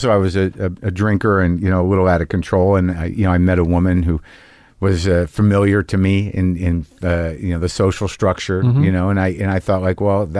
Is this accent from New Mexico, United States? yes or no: yes; New Mexico, United States; moved away; also born or lived in New Jersey / Boston / Los Angeles / New York; When Kennedy was shot, I was 2 months old. I grew up in New Mexico, born in New Jersey. Most of the formative years, though, second grade through high school in New Mexico.